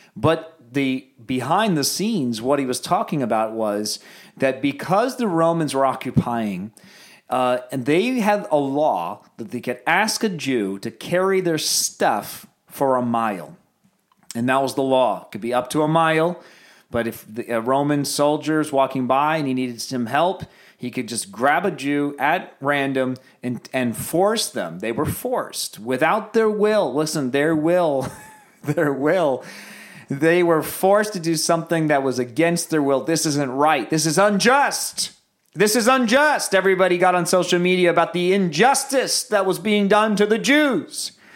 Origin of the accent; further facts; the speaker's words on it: United States; I am so American